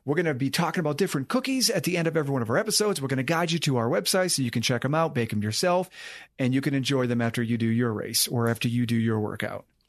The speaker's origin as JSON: {"language": "English", "region": "Maine", "country": "United States", "tie": "born or raised there", "also_born_or_lived": "West Virginia", "moved": "as an adult", "said": "I grew up in Maine"}